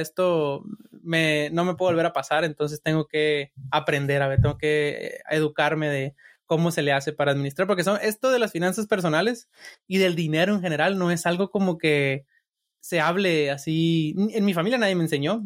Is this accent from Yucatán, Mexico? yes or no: no; Sinaloa, Mexico; moved away as an adult; now in United States; yo soy de Sinaloa